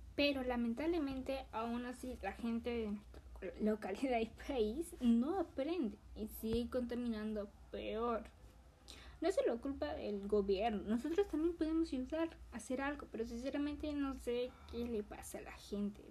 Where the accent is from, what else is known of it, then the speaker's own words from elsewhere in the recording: Peru; mi país, que es Perú